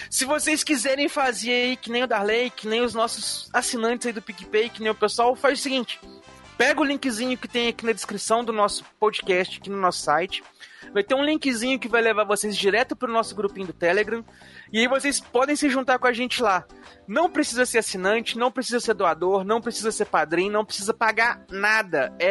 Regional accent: Brazil; eu sou brasileiro é mesmo.

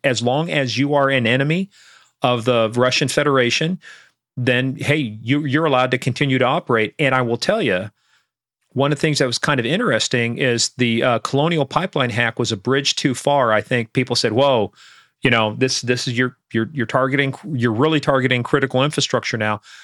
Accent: Iran; now in United States; growing up in Iran

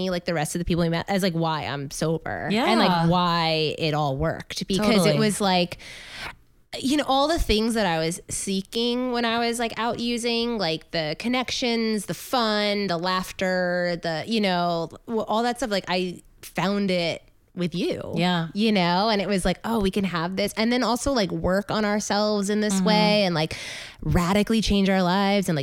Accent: Long Island, New York, United States; So, yes, I grew up on Long Island

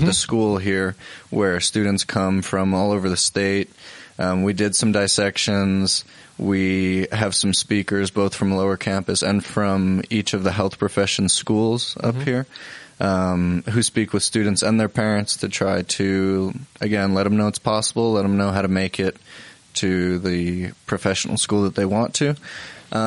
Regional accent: New Jersey, United States; now in Utah, United States; I come from New Jersey where you could speak a foreign language and never have to learn English just because of the neighborhood

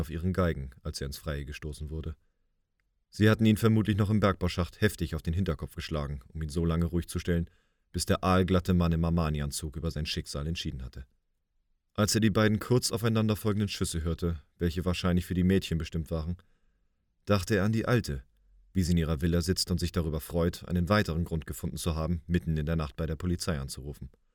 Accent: Hamburg, Germany; now in Bühl, Germany; Ich bin gebürtiger Hamburger, lebe aber im wunderschönen Bühl im Badener Land

